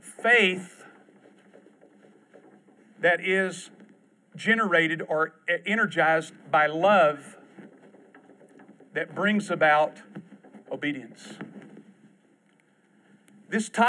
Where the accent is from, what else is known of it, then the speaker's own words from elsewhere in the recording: Houston, Texas, United States; I'm from Houston